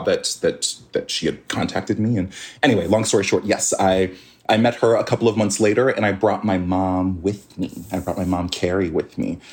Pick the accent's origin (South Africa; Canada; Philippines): Canada; he made his way up to Canada, had a bunch more kids up there me being one of them